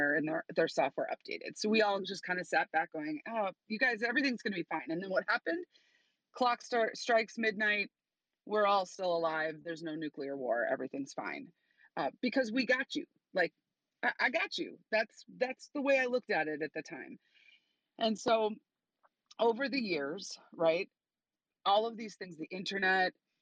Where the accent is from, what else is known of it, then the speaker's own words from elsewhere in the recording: Chicago, Illinois, United States; I'm from Chicago